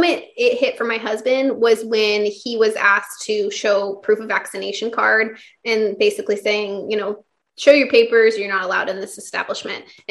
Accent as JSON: {"language": "English", "region": "Kansas", "country": "United States", "also_born_or_lived": "California", "moved": "as an adult", "lives_now": "Texas, United States", "said": "I'm actually from the Midwest"}